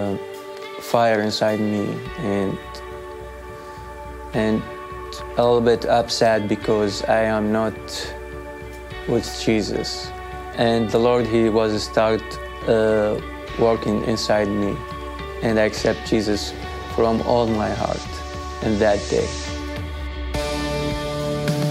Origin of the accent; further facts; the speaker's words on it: Iraq; English is a second language; now in Modesto, United States; I am from Iraq. I grew up in a Christian family